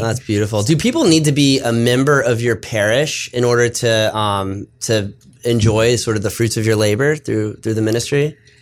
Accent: South Florida, United States; moved away; I'm from South Florida

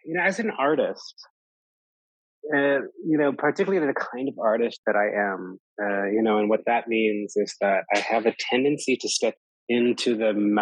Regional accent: Canada; moved away as an adult; now in Poland; as a Jew who had the privilege of growing up in Canada

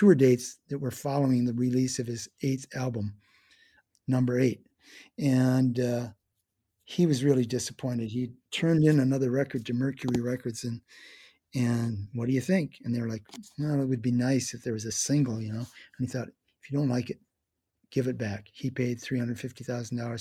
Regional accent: Eau Claire, Wisconsin, United States; moved away as an adult; also born or lived in Milwaukee, Wisconsin; now in San Francisco, United States; I was visiting my home in Eau Claire, Wisconsin

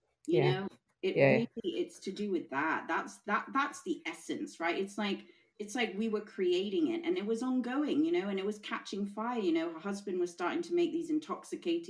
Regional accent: Hong Kong; now in England; I'm half English, I'm half Swiss. I was born and grew up in Hong Kong

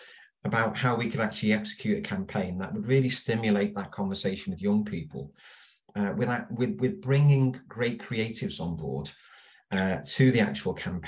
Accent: Liverpool, North West England, United Kingdom; I was born and bred in Liverpool

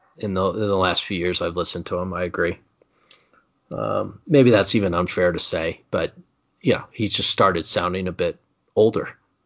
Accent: Indiana, United States; Growing up in Indiana, you find yourself saying, Carmel, Indiana has more roundabouts per capita than any city in America.

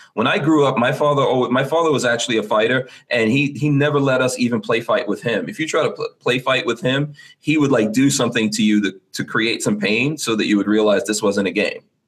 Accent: New York City, New York, United States; I grew up in Far Rockaway, New York, in the crack '80s

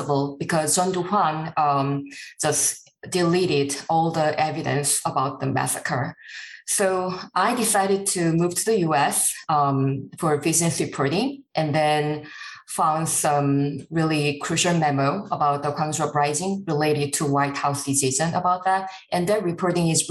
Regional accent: Gwangju, South Korea; Gwangju is my hometown as well.

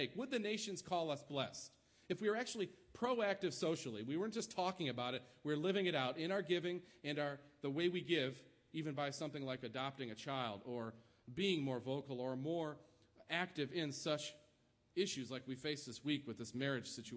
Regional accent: New York, United States; now in Kansas, United States; my home state, New York

